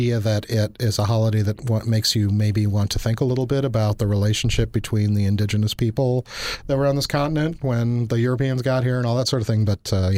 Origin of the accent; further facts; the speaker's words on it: Chicago, Illinois, United States; moved away; also born or lived in Wisconsin; I grew up in Chicago